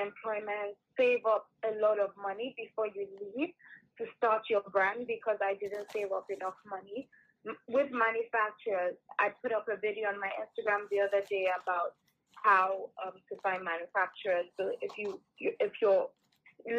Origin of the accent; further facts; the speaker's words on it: Nigeria; moved away; I grew up in Nigeria